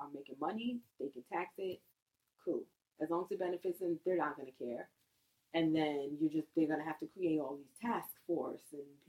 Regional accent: United States; I'm American and I'm proud

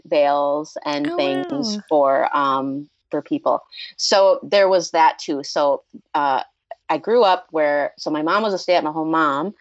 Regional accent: Minnesota, United States; I'm from Minnesota.

